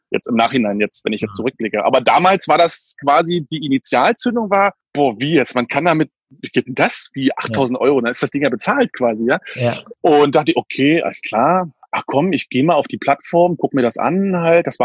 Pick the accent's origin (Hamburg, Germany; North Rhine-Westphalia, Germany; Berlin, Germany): Berlin, Germany; also ich bin Berliner, wie gesagt, bin 80er Baujahr, das heißt also vor der Wende. Wir sind damals im, im Osten Berlins haben wir halt gewohnt, in Köpenick, wie gesagt.